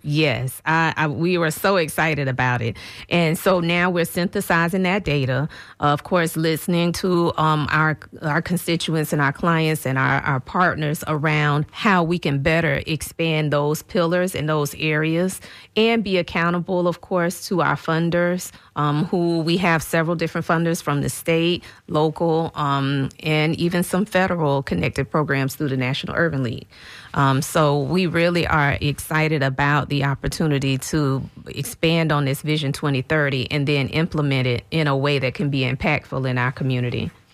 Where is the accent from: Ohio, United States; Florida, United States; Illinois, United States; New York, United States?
Florida, United States; St. Petersburg; having grown up as a native in St. Petersburg